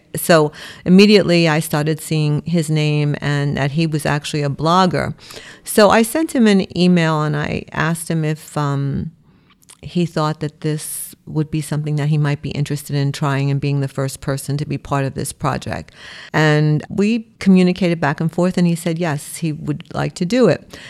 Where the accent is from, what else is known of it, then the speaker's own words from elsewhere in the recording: New York City, New York, United States; I was born in Brooklyn. I live in New York my whole life